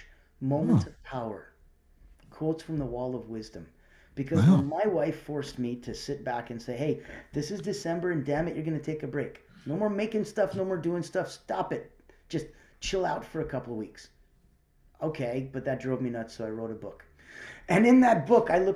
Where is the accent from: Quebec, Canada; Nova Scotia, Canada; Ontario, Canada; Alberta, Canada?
Alberta, Canada; Calgary; also born or lived in Russia; I'm from Calgary, Alberta, right? So yeah, right. Besides being born in Russia, I grew up in Calgary.